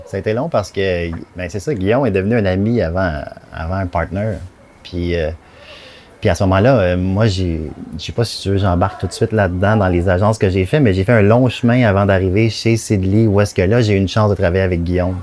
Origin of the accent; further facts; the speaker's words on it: Candiac, Quebec, Canada; je viens de Candiac, sur la rive sud, magnifique banlieue.